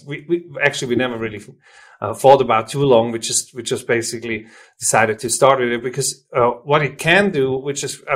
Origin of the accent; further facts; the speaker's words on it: Switzerland; first language German; English is a second language; I'm from Switzerland, as you might be able to hear.